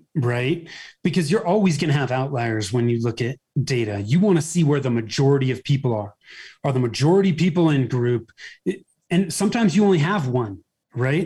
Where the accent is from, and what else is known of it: Bay Area, Northern California, United States; born or raised there; moved away as an adult; now in Denver metro area, United States